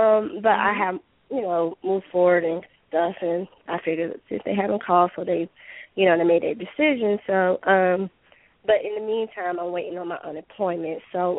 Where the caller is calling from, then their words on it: Georgia, United States; I'm calling from Georgia.